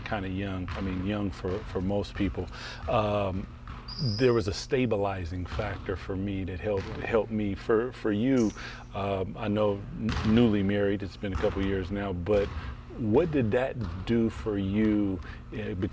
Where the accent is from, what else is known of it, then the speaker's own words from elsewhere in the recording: Seattle, Washington, United States; growing up, I was in boys club, boys and girls club, and community centers in Seattle, Washington